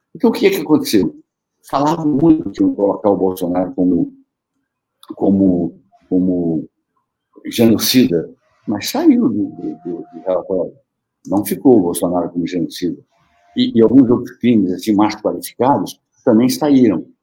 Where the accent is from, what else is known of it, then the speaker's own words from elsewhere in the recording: Amazonas, Brazil; moved away; also born or lived in Rio de Janeiro; tinha a ver com, com a minha terra